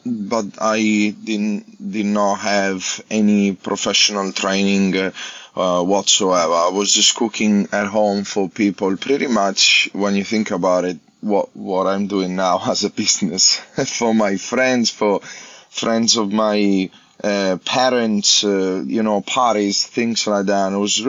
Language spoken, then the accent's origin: English; Italy; English is a second language; I'm coming from Italy, like, I don't even know what that thing is.